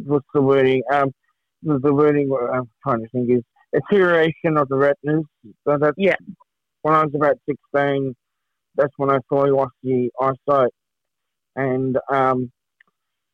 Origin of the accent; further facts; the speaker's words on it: Kilsyth, Montrose area, Victoria, Australia; Down in the Kilsyth, Montrose kind of area.